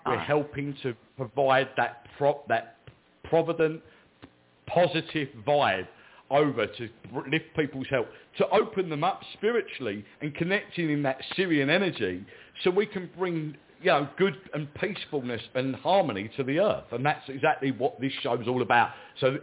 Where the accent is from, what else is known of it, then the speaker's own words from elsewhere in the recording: England, United Kingdom; I'm English, I'm in England